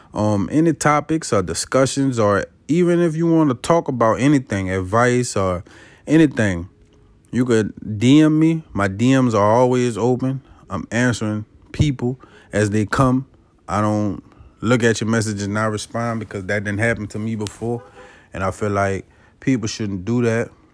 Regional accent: Avondale, Louisiana, United States; I'm from Avondale, Louisiana. That's on the West Bank of New Orleans.

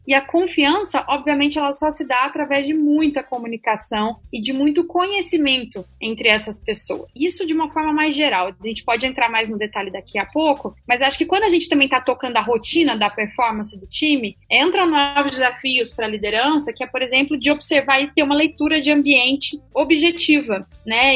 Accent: south of Minas Gerais, Brazil; Eu sou mineira, do sul de Minas Gerais

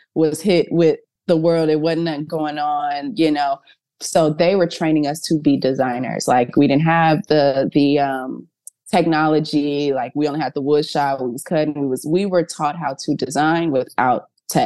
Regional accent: Missouri City, Texas, United States; Although I'm from Houston, I'm from Missouri City, Texas

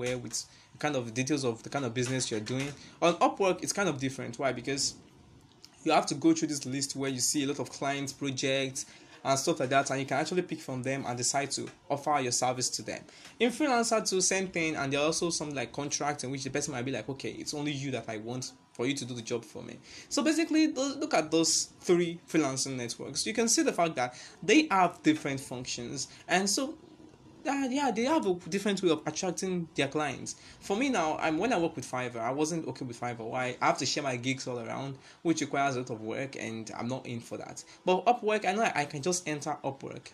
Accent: Nigeria; as a Nigerian

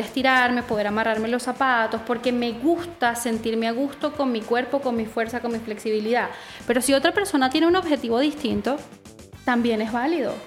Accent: Venezuela; moved away as an adult; now in Chile; soy venezolana, eh, viví 21 años en Venezuela y cuando decidí emigrar a Chile

